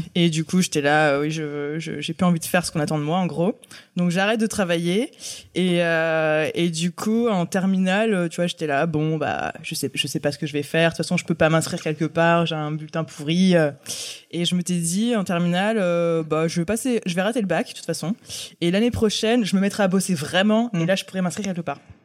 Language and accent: French; Aix-en-Provence, Provence-Alpes-Côte d'Azur, France; also born or lived in Paris; Alors je suis née à Paris. Et euh, mes parents ont déménagé dans le sud, à Aix-en-Provence, quand j'avais 5 ans. Donc en fait, euh, j'ai grandi à Aix